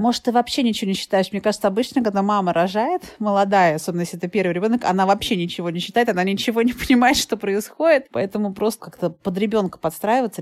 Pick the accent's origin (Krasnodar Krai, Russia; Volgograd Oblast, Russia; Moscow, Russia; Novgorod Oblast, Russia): Moscow, Russia; moved away; also born or lived in Thailand; я родилась в Москве